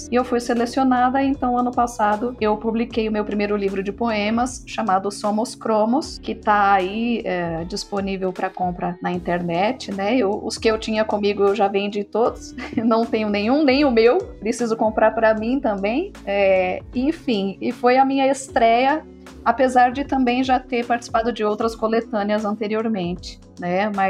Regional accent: São Bernardo do Campo, São Paulo, Brazil; Eu nasci em São Paulo, mas eu sempre morei em São Bernardo do Campo, né, aqui no ABC Paulista

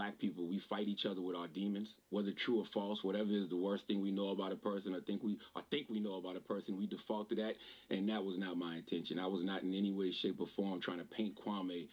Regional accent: Moncks Corner, South Carolina, United States; moved away; my hometown of Monk's Corner, South Carolina

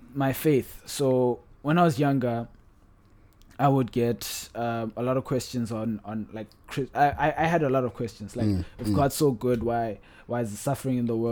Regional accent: Polokwane, Limpopo, South Africa; now in Cape Town, South Africa; I grew up in Polokwane, product of a Pedi man and a Pedi lady

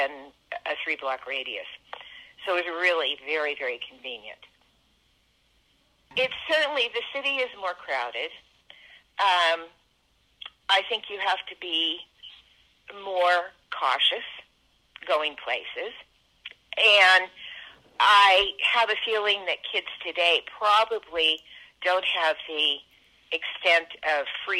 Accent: San Francisco, California, United States; I grew up in San Francisco in the 1950s and early 1960s

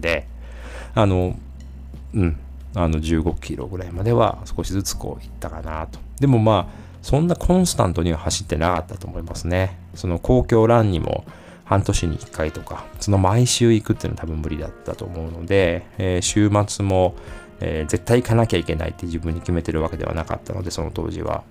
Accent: Osaka, Japan; 地元の大阪マラソン

